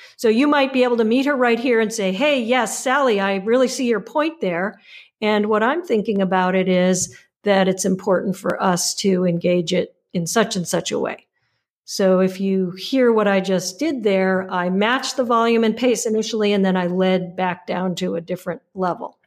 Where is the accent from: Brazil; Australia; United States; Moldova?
United States; as an American